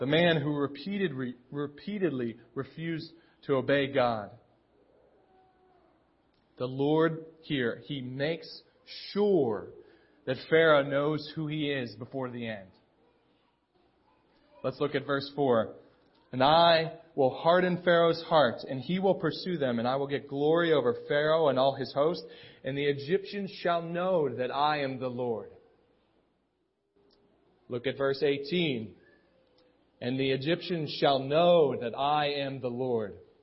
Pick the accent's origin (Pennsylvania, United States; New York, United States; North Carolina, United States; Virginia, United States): Pennsylvania, United States; Pittsburgh; now in State College, United States; I'm from Pittsburgh.